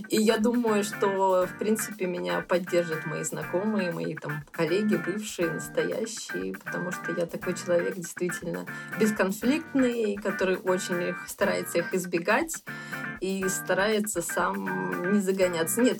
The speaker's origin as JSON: {"language": "Russian", "town": "Odesa", "region": "Odesa Oblast", "country": "Ukraine", "said": "Ну, соответственно, мы такие одесситы коренные, я бы сказала, потому что вот э, бабушки, дедушки. И сейчас у нас в Одессе, в принципе, осталась большая часть родственников."}